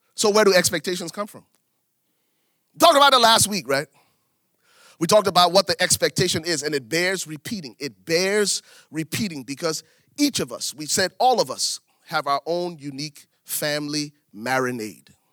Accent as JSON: {"language": "English", "country": "Liberia", "tie": "born or raised there", "moved": "as an adult", "lives_now": "United States", "said": "I was born in Liberia, West Africa. Lived in Africa until I was twenty-one before I came to America"}